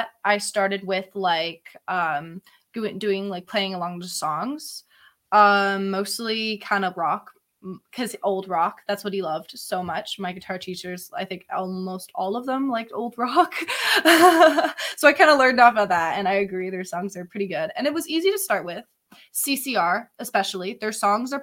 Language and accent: English; Barrie, Ontario, Canada; I'm from Barrie